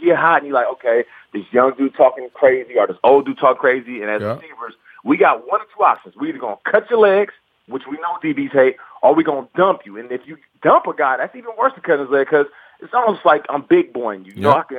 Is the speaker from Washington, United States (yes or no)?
yes; Seattle, Washington, United States; But, you know, I'm from Seattle, and, like, from where all the black people at in Seattle. And certain things, you know, kind of growing up, you know, in the hood, I guess you could say